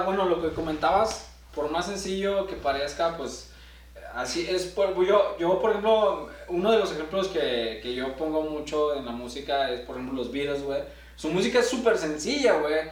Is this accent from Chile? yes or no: no; Torreón, Coahuila, Mexico; now in Saltillo, Mexico; yo, vengo de Torreón